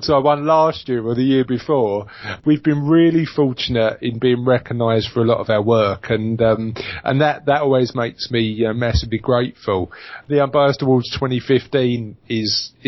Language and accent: English; London, United Kingdom; now in Essex, United Kingdom; I come from East London, and like most people from East London, I've now live in Essex